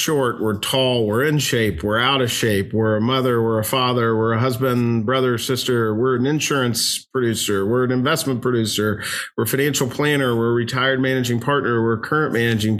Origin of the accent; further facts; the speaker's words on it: Louisville, Kentucky, United States; I was born and raised in Louisville, Kentucky. Lord willing, I'll die here.